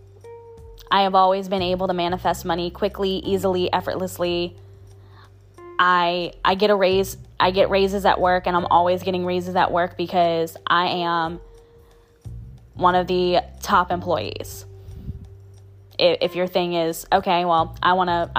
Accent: New Orleans, Louisiana, United States; I'm from New Orleans

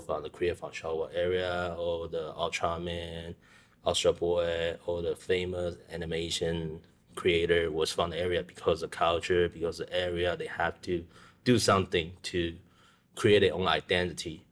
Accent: Taiwan; moved away; I grew up in Taiwan

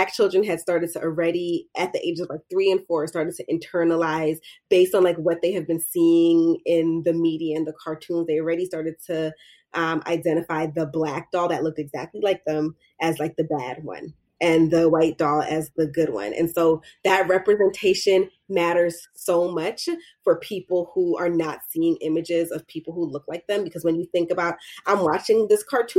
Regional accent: United States; I was born here. But I identify as like a Black American.

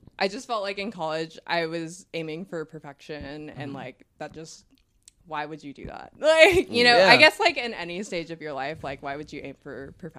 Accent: Texas, United States; So obviously I'm from Texas.

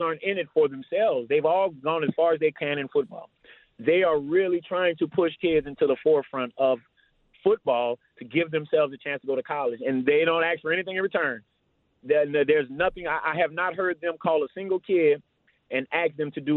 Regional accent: New Orleans, Louisiana, United States; now in Austin, United States; Coming from New Orleans

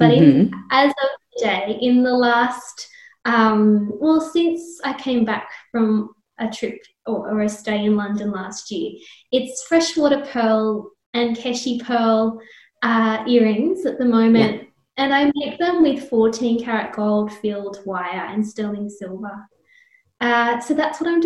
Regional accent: O'Connell, New South Wales, Australia; I grew up on a small farm between Bathurst and Oberon

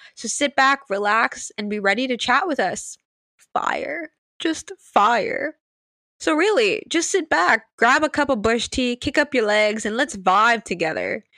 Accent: Sint Maarten; I'm from Saint Martin

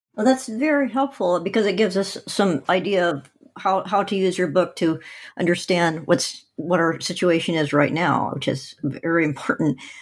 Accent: Oregon, United States; I'm from Oregon

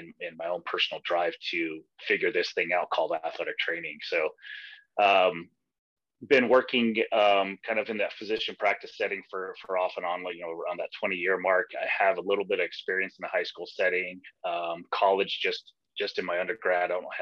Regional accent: Aurora, Colorado, United States; also born or lived in Nebraska; I'm from Aurora, Colorado, and I work at the University of Colorado Hospital

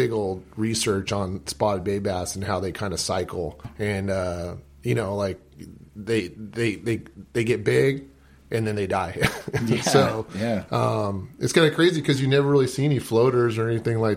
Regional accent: San Diego, California, United States; I'm born and raised in San Diego

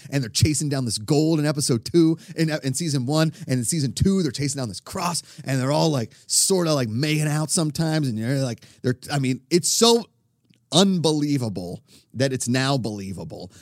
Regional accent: Pittsburgh, Pennsylvania, United States; I grew up in Pittsburgh

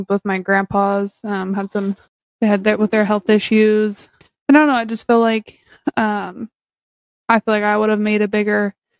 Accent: Hanover, Ohio, United States; I was born and raised here in Newark, well, Hanover

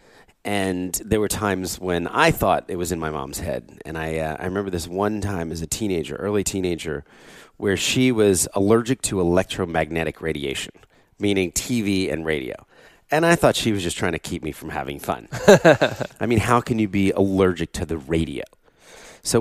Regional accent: southern New Jersey, United States; also born or lived in Philadelphia; we moved to get from Philadelphia, where I was born, to southern New Jersey

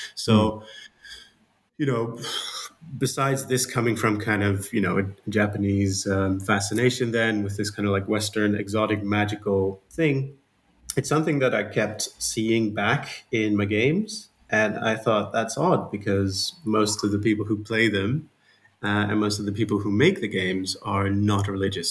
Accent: Netherlands; accent: Dutch; English is a second language; I'm Dutch, as you can hear from my um, my uh, my accent

